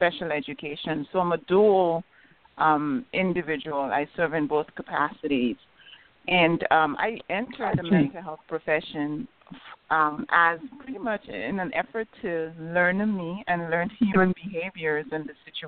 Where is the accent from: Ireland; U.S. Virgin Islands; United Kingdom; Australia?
U.S. Virgin Islands; St. Croix; moved away; also born or lived in St. Thomas; I was raised on St. Croix, but I attended UVI on St. Thomas.